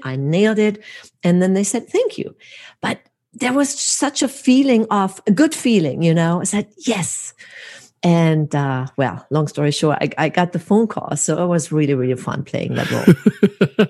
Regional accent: Hamburg, Germany; now in United States; my hometown, Hamburg, Germany

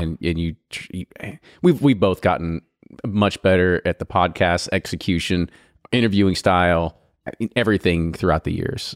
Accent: Louisville, Bardstown, Kentucky, United States; we're from Louisville, Bardstown, Kentucky's in our blood

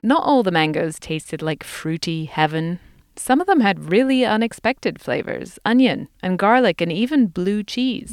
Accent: England, United Kingdom; now in United States; where I grew up in England

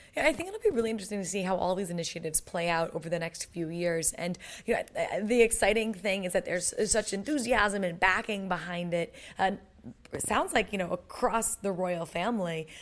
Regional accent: United States; as an American

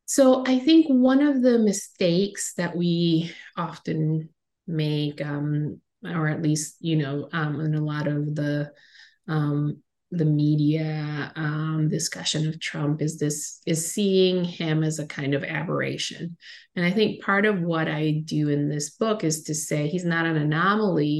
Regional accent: Caribbean coast of Nicaragua, Nicaragua; I grew up on the Caribbean coast of Nicaragua

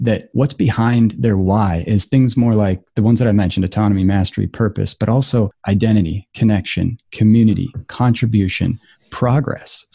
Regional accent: United States; we're American.

